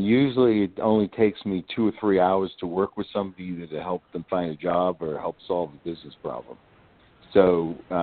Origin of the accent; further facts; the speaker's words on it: New York, United States; now in Asheville, United States; I am from New York